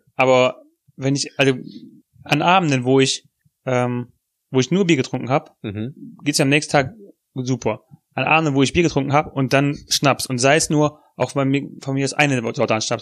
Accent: Germany; Als Deutscher

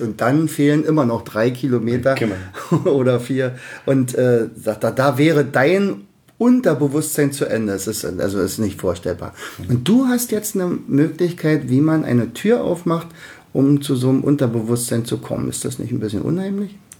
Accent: Berlin, Germany; accent: Berliner Dialekt; wir beide sind ja diejenigen, die unseren Berliner Dialekt nicht verleugnen können

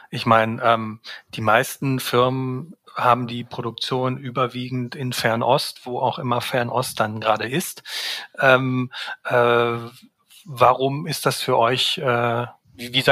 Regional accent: North Rhine-Westphalia, Germany; unter anderem in meiner Heimat im Ruhrgebiet.

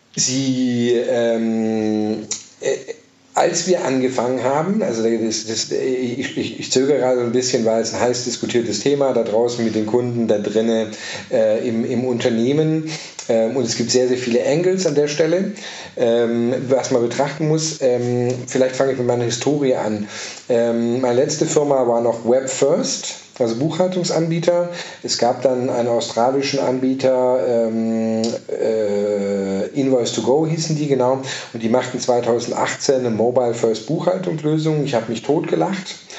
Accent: Southern Germany, Germany; moved away; also born or lived in Denmark / France; Ich bin ursprünglich aus Süddeutschland

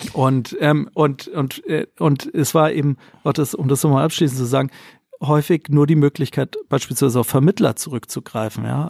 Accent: Hamburg, Germany; moved away as an adult; also born or lived in Mexico / Wolfsburg; komme gebürtig aus Hamburg, bin mittlerweile wieder hier, habe aber viele, viele, viele Jahre ähm, im Ausland gelebt, ähm, in Mexiko

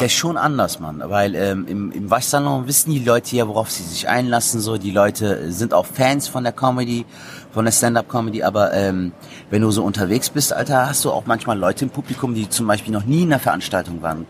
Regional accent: Cologne, North Rhine-Westphalia, Germany; Köln geboren, aufgewachsen in Köln, eine Kölsche Jung

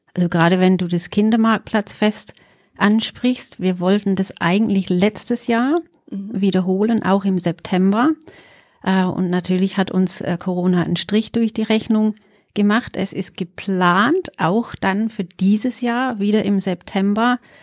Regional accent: England, United Kingdom; now in Pforzheim, Germany; Also, ich bin gebürtige Engländerin

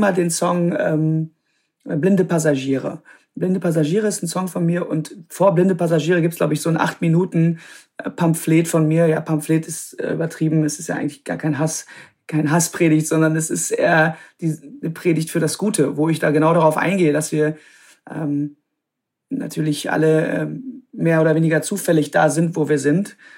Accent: Krefeld, North Rhine-Westphalia, Germany; also born or lived in Münster / Netherlands; Ich bin in Münster geboren, aber ich bin aufgewachsen am, am Niederrhein, also direkt an der holländischen Grenze, Krefeld, die Ecke

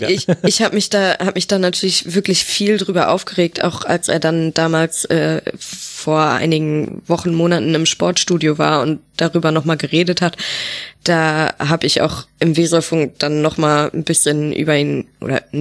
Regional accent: Rhineland, Germany; also als Rheinländerin habe ich mich natürlich erstmal gefreut, da kommt ein Kölner

